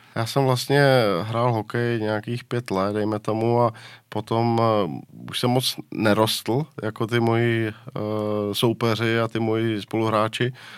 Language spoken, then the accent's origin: Czech; Liberec, Liberec Region, Czechia; já jsem byl z Liberce